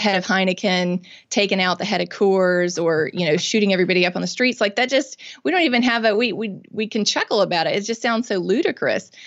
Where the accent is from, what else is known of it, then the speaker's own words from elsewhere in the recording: Mississippi, United States; I'm born and raised in Mississippi. I've lived here my whole life